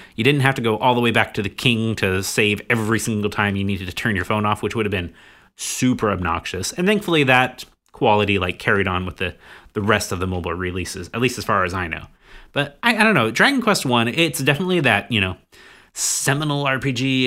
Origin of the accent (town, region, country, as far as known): United States